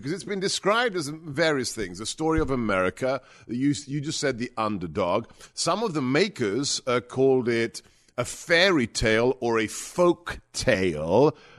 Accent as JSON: {"language": "English", "country": "United States", "said": "I am an American. I'm a proud American."}